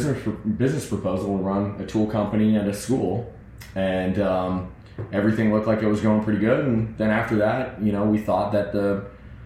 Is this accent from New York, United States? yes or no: no; West Chester, Pennsylvania, United States; moved away; also born or lived in California; I was born in Eastern Pennsylvania in Westchester, and my family's still out there